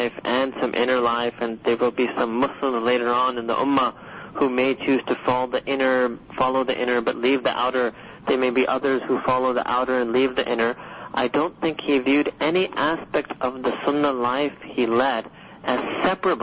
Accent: New York City, New York, United States; I was born and raised in Manhattan, New York City

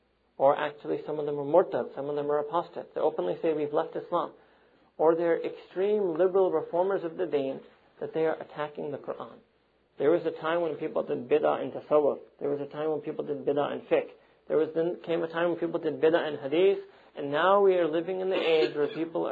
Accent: New York City, New York, United States; I'm from Manhattan

